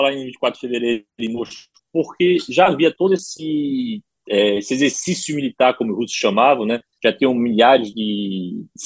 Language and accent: Portuguese; Ukraine; Portuguese is a second language; Mas a primeira agressão que nós sofremos, eh, como ucranianos, foi em março de 2014